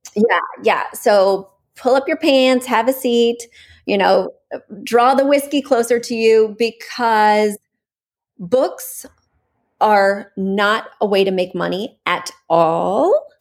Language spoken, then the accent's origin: English; Missouri, United States; now in New York, United States; I'm from Missouri